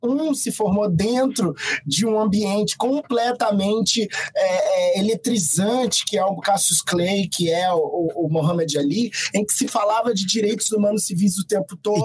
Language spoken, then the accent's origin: Portuguese; Brazil; nós somos brasileiros há muito mais tempo que vocês